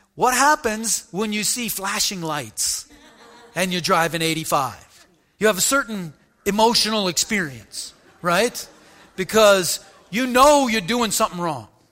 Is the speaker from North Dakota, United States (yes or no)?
yes; North Dakota, United States; I grew up in North Dakota